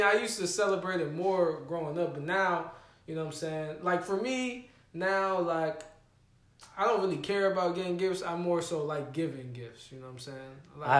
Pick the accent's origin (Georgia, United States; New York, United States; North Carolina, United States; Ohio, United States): Georgia, United States; Stone Mountain; Because I'm from Stone Mountain.